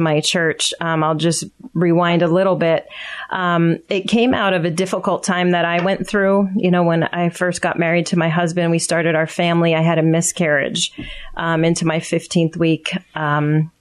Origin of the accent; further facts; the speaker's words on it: Pottsville, Pennsylvania, United States; moved away as an adult; now in Palmyra, United States; I grew up in Schuylkill County